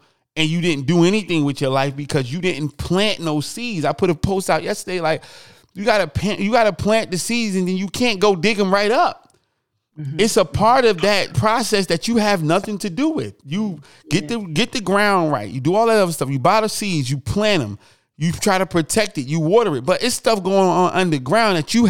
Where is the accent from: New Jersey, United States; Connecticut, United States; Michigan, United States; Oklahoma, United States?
New Jersey, United States; Newark; I'm from Newark